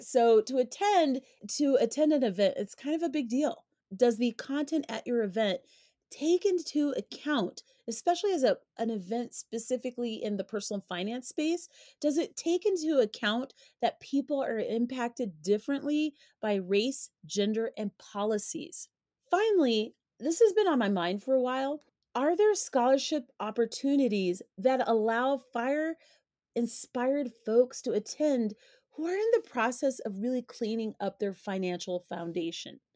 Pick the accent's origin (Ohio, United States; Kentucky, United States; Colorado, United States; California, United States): Colorado, United States; Coming from Colorado, navigating primarily white spaces is like second nature for me